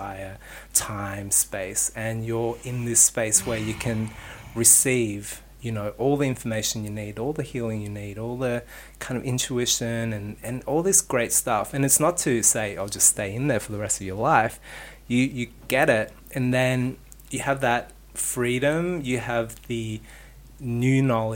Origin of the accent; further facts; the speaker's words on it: Sydney, New South Wales, Australia; moved away as an adult; also born or lived in New York; I lived in New York and I grew up in Sydney